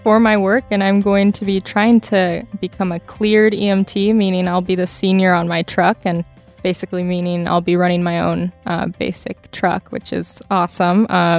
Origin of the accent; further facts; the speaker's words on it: Michigan, United States; Yes, right in this area too.